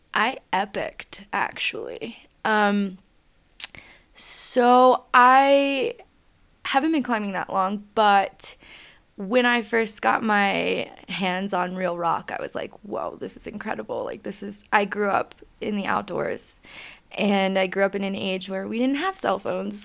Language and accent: English; Richmond, Virginia, United States; moved away as an adult; I'm from Richmond, Virginia originally